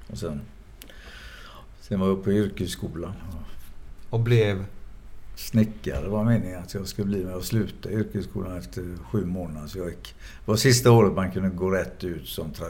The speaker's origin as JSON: {"language": "Swedish", "town": "Gothenburg", "region": "Västra Götaland", "country": "Sweden", "tie": "born or raised there", "said": "Jag är uppvuxen i Frölunda."}